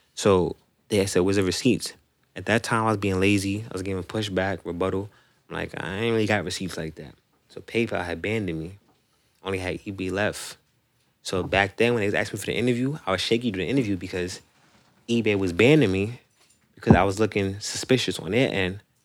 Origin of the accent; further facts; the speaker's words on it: New York City, New York, United States; I'm from Rosedale